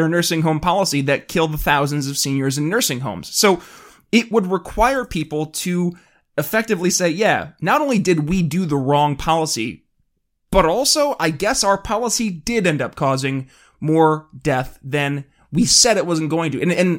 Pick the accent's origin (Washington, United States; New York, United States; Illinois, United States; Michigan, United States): New York, United States; I look in my home state of New York